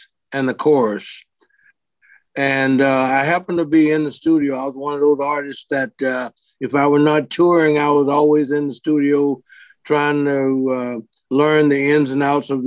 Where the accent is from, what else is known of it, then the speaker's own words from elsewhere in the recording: Memphis, Tennessee, United States; growing up in Memphis